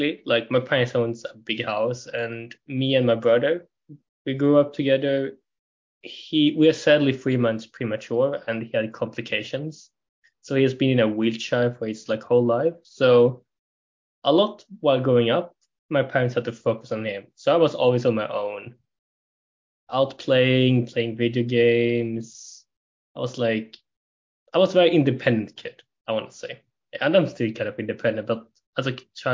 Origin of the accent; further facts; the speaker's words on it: Gothenburg, Västra Götaland, Sweden; I'm from Gothenburg, Sweden.